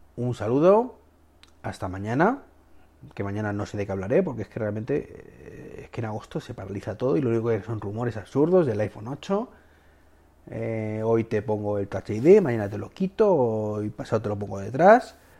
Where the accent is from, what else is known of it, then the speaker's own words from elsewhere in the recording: Spain; mi país